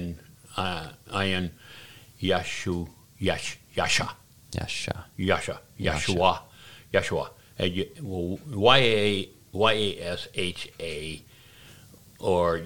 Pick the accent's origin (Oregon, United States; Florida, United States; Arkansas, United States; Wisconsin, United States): Oregon, United States; moved away; also born or lived in Washington, D.C.; I was born in Oregon.